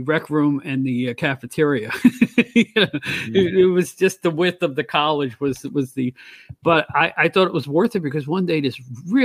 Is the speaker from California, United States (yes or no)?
no; New York, United States; accent: upstate; my upstate accent